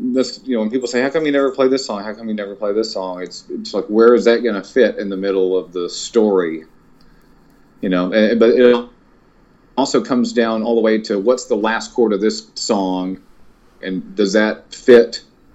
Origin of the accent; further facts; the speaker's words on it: Longview, Texas, United States; where I grew up in Longview, Texas.